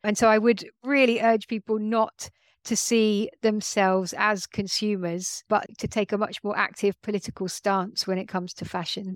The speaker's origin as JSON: {"language": "English", "region": "London", "country": "United Kingdom", "tie": "born or raised there", "said": "I grew up in London"}